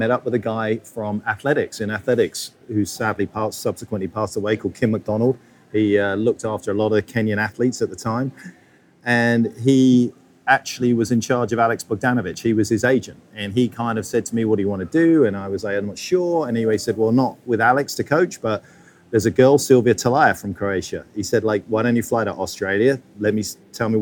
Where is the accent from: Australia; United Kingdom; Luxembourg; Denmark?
United Kingdom; Essex, East of England; also born or lived in London; now in United States; I'm from Essex.